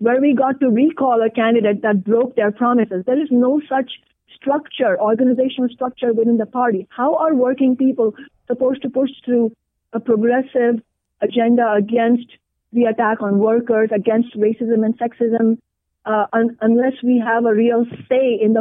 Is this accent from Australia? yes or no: no; India; now in Seattle, United States; an Indian immigrant woman of color